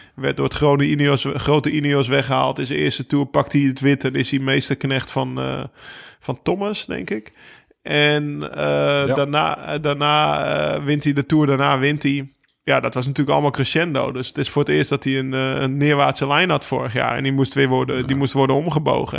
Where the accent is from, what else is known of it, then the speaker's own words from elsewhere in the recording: Netherlands; mij als Nederlander